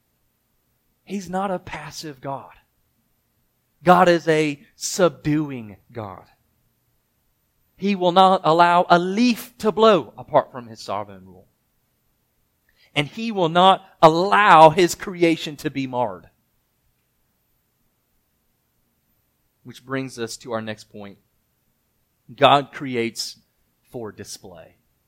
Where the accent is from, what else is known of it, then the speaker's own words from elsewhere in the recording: Mississippi, United States; moved away; I'm from Mississippi, so I didn't get a lot of snow